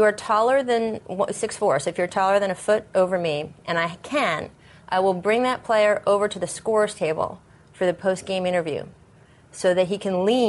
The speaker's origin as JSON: {"language": "English", "area": "D.C. area", "region": "Maryland", "country": "United States", "tie": "born or raised there", "said": "I grew up in the D.C. area. I grew up in Maryland."}